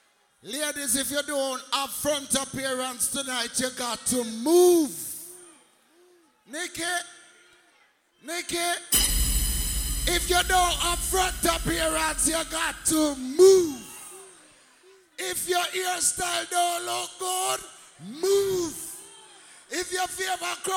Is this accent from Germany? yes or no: no; Kingston, Jamaica; we come from Kingston 20